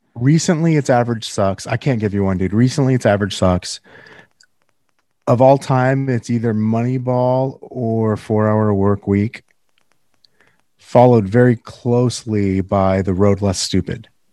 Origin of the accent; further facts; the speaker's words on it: Northern California, United States; moved away; I'm from Northern California originally